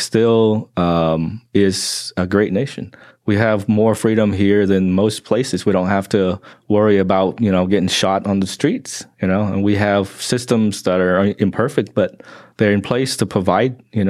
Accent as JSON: {"language": "English", "region": "Oklahoma", "country": "United States", "tie": "born or raised there", "also_born_or_lived": "Vietnam", "said": "the way I grew up in Oklahoma"}